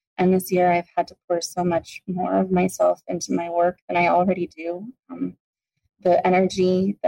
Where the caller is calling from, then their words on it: Arizona, United States; I'm calling from Arizona.